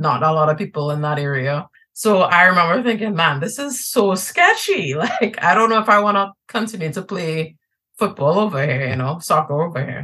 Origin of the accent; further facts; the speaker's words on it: Trinidad & Tobago; now in New York, United States; One of my big identities is that I'm Trinidadian. I'm from Trinidad and Tobago.